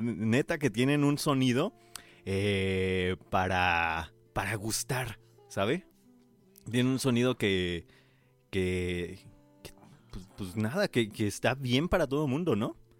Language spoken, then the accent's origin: Spanish; Paracho, Michoacán, Mexico; also born or lived in Morelia, Mexico; yo que soy de Paracho, pero prácticamente viví en Morelia bastante tiempo.